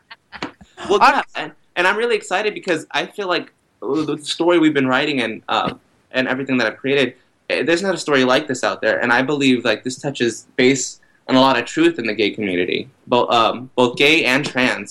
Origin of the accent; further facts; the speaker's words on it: Texas, United States; moved away as an adult; also born or lived in Brooklyn, New York; now in New York City, United States; I'm from Texas